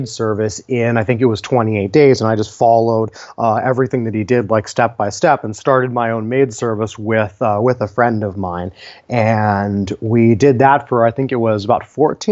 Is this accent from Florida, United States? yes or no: no; Palo Alto, California, United States; I grew up in Palo Alto, a couple miles away from Google and Facebook and LinkedIn